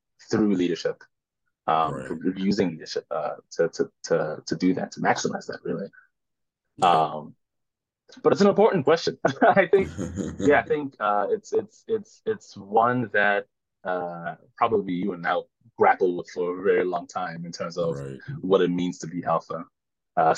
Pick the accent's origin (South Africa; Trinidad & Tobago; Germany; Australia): South Africa; moved away as an adult; now in New York City, United States; I'm South African born, proudly South African